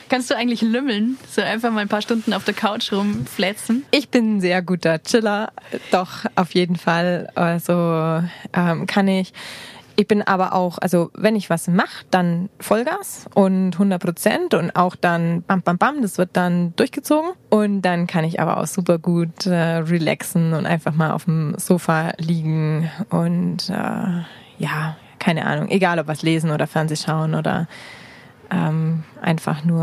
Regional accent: Bavaria, Germany; Da habe ich das Allgäu nochmal richtig gut äh, kennengelernt. Ich liebe das Allgäu, ich liebe meine Heimat

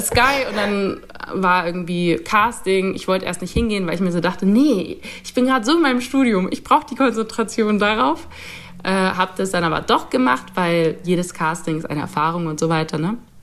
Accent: Nuremberg, Bavaria, Germany; diese Beziehung zu Nürnberg, weil es meine Heimatstadt ist

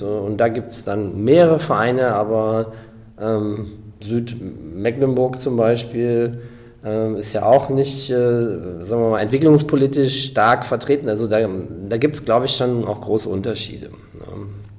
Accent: Rhineland, Germany; moved away; also born or lived in South Africa / West Berlin; ich selber bin Rheinländer

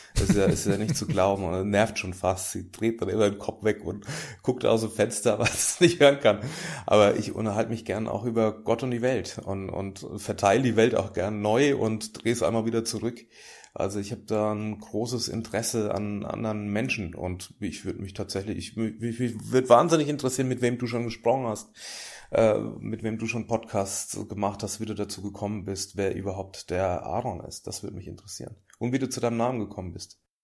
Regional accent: Großwallstadt, Bavaria, Germany; now in Hamburg, Germany; meine Heimat ist natürlich da, wo ich herkomme auch, also Großwaldstadt am Main

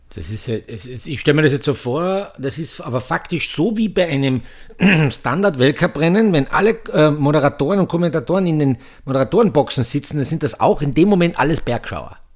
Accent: Austria; bei uns in Österreich

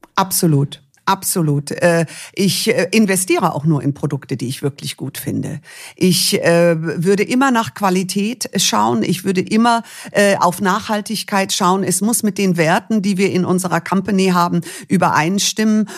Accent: Munich, Bavaria, Germany; ich bin dann in München geboren

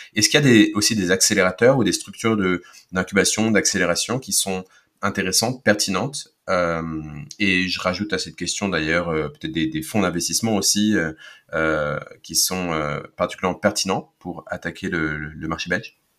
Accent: France; Je suis francophone et je suis je suis français, franco-allemand

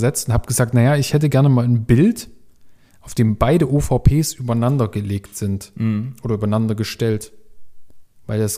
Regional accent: Leipzig, Saxony, Germany; nee, nee, ich bin aus Leipzig, komm's abholen.

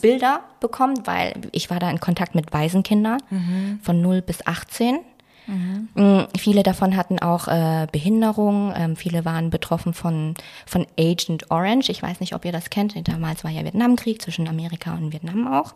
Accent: Baden-Württemberg, Germany; moved away; also born or lived in Frankfurt; ich komme zwar aus Baden-Württemberg, aber ich sehe das jetzt nicht als meine Heimat

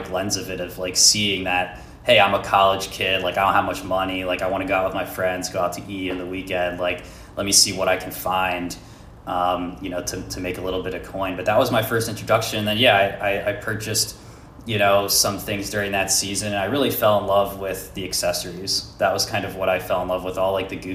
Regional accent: Philadelphia, Pennsylvania, United States; So, um, I grew up in Pennsylvania in the Philly area

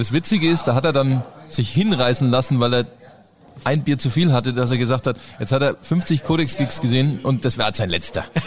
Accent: Germany; Als Deutscher

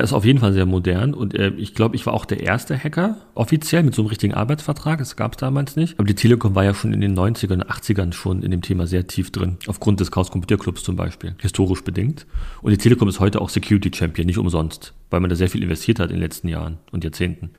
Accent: Berlin, Germany; ich bin in Neukölln groß geworden, muss man wissen, in Rixdorf

